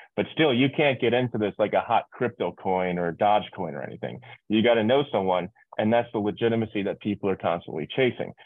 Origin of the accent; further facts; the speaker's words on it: New York, United States; moved away as an adult; also born or lived in Irvine; now in Miami, United States; I'm originally from New York. I live in Miami right now